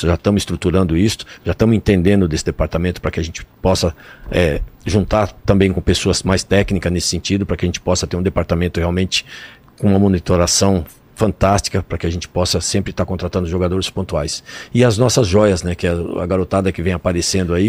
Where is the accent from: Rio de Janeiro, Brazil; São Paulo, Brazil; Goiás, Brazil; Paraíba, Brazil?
São Paulo, Brazil; also born or lived in Itambé, Paraná; Eu nasci no Paraná, vim para São Paulo de 4 para 5 anos. Eu nasci numa cidadezinha chamada Itambé